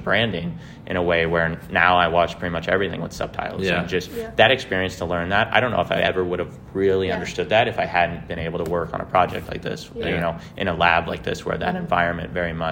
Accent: Lake St. Louis, Missouri, United States; now in St. Louis, United States; I'm from Lake St. Louis, which is like 45 minutes west of downtown.

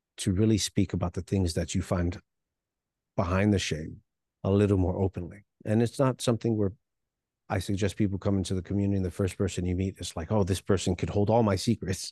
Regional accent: New York City, New York, United States; also born or lived in Hialeah, Florida; born in Hialeah, Florida, but I grew up in New York City

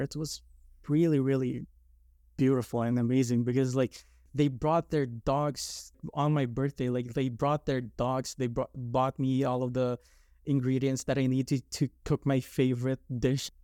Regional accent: Philippines; moved away; I grew up in the Philippines

